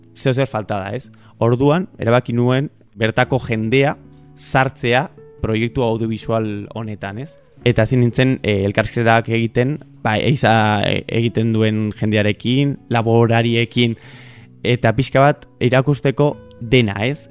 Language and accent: Basque; Burgos, Castile and León, Spain; now in San Sebastián, Spain; nire ametsa da hori, horra joatea bizitzera, nire herrira, zeni donostian bizi naiz